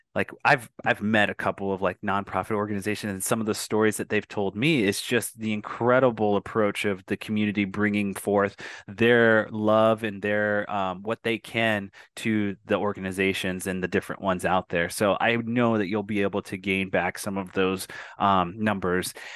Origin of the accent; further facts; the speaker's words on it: Arizona, United States; I'm Native American and from a tribe here in Arizona